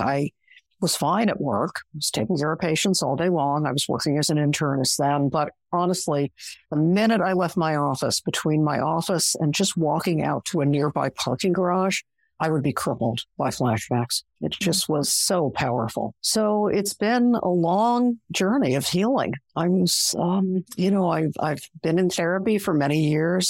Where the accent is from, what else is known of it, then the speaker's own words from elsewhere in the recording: Long Island, outside New York City, United States; I grew up outside of New York City in a middle class Long Island neighborhood